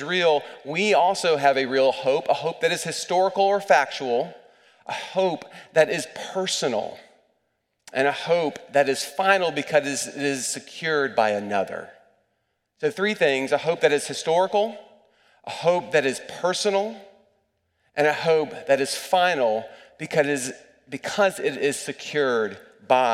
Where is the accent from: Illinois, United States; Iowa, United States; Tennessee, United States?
Tennessee, United States; East; Growing up in East Tennessee